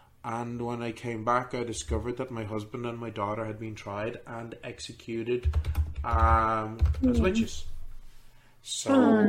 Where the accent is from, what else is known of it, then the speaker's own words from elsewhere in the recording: Orléans, Centre-Val de Loire, France; Well, my sisters and I, I am from Orléans.